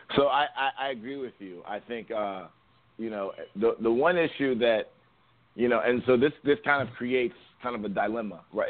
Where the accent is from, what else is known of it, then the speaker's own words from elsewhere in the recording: Columbus, Ohio, United States; also born or lived in New York; I grew up in Columbus, Ohio.